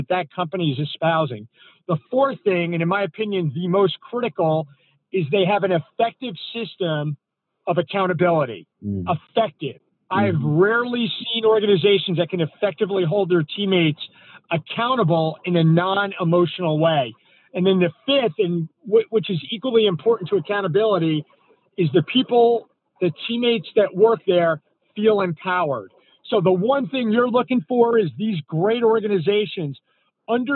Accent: North New Jersey, United States; I grew up in North New Jersey, and it's kind of a feeder town for Manhattan

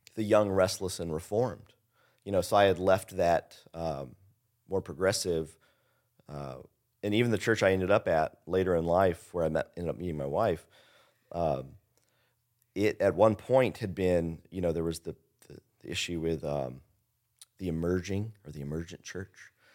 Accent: Henryville, Indiana, United States; also born or lived in Louisville, Kentucky

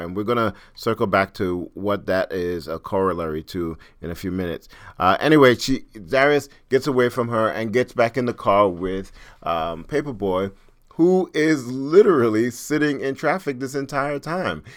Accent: New York, United States; I'm from New York

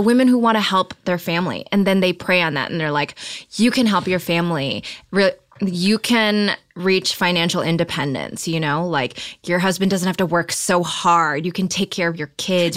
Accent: Detroit, Michigan, United States; I grew up around Detroit

